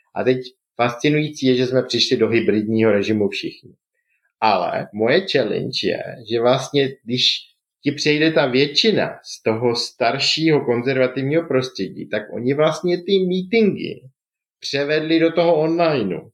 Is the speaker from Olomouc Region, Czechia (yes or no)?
yes; Jeseník area, Olomouc Region, Czechia; moved away; já jsem původem z Jesenicka